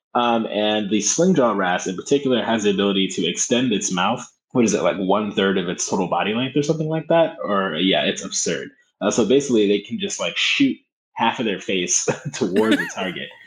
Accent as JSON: {"language": "English", "town": "Philadelphia", "region": "Pennsylvania", "country": "United States", "tie": "born or raised there", "said": "i grew up in North Philadelphia"}